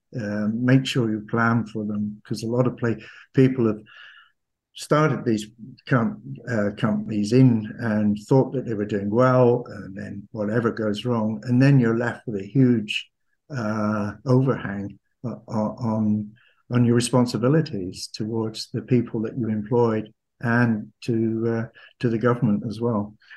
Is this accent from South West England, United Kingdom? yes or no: yes; Camborne, South West England, United Kingdom; being Cornish, I'm from Camborne. It, it, it is, it is in the blood.